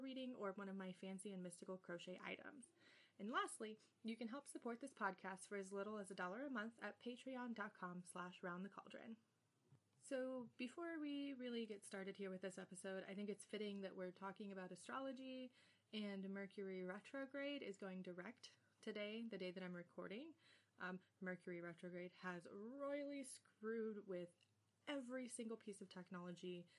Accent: Bakersfield, California, United States; I was born on November 8th, 1991 at 6:50 p.m. Pacific Standard Time in Bakersfield, California

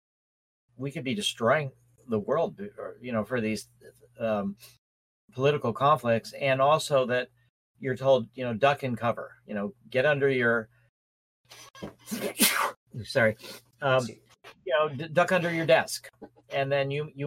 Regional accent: Skokie, Illinois, United States; also born or lived in Chicago / Winnetka; I grew up in Chicago. I grew up in a place called, in Skokie.

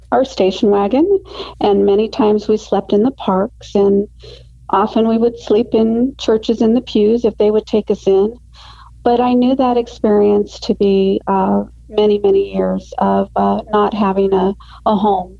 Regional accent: Phoenix, Arizona, United States; I was raised here in the Valley of the Sun in Arizona, and I love the Valley

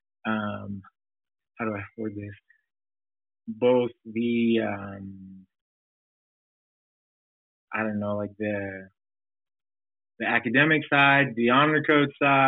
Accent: Provo, Utah, United States; growing up in Provo, Utah, there's not a lot of diversity.

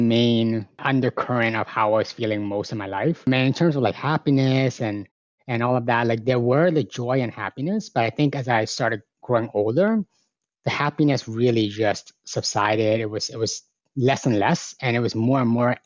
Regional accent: Markham, Ontario, Canada; also born or lived in Hong Kong; Born in Hong Kong, came here when I was 6 years old, been running around in Markham, a small town within the province of Ontario, close enough to Toronto. And grew up with a whole lot of other immigrants

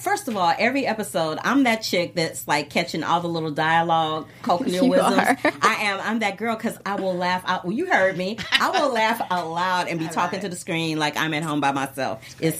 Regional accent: Missouri, United States; also born or lived in New York; now in Los Angeles, United States; We're both from the Midwest. You're from Illinois. I'm from Missouri.

